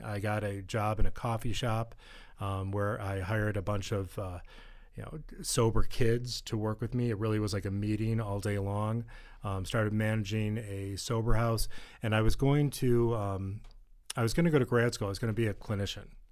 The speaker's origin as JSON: {"language": "English", "region": "East Coast", "country": "United States", "tie": "born or raised there", "said": "I grew up on the East Coast"}